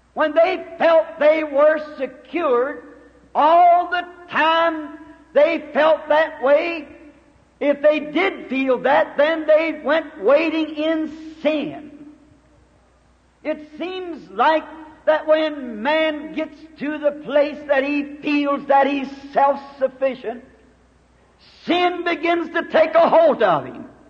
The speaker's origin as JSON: {"language": "English", "country": "United States", "said": "I'm glad to be an American"}